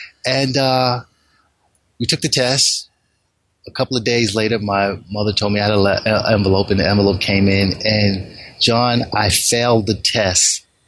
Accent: Bronx, New York, United States; Growing up in the South Bronx, it was pretty much of a challenge.

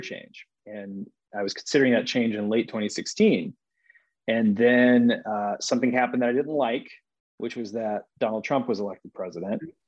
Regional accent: Cobb County, Georgia, United States; I grew up in Cobb County and went to high school in the metro area

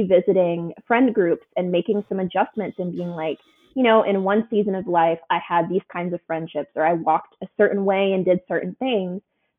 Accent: Houston, Texas, United States; Like I'm coming from Houston, from Texas.

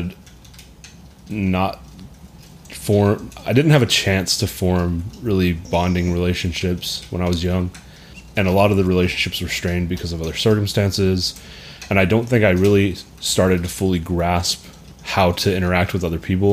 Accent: Hamilton, Texas, United States; I'm from Hamilton, Texas.

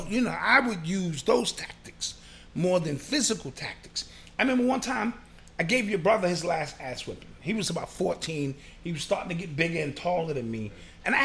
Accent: New York City, New York, United States; I'm from the Boogie Down Bronx

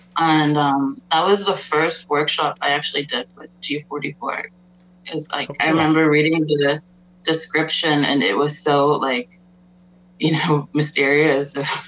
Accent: Pittsburgh, Pennsylvania, United States; now in Toronto, Canada; I'm a photographer here in Toronto. I'm 32 years old, and I grew up in Pittsburgh, PA. And I moved back to Toronto in 2014.

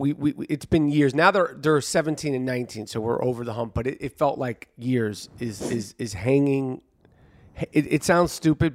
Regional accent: New York City, New York, United States; Can't wait to perform at Caroline's in New York City. And, you know, it's my hometown. I grew up here

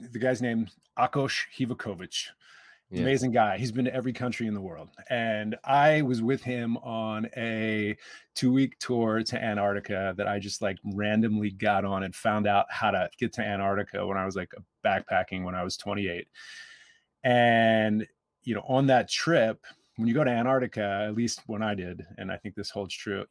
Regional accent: Baltimore, Maryland, United States; I grew up in Baltimore.

